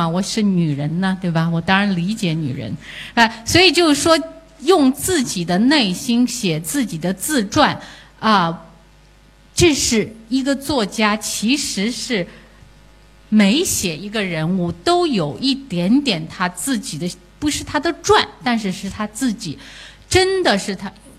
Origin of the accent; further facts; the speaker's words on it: China; 我作为一个中国人的我是什么样子？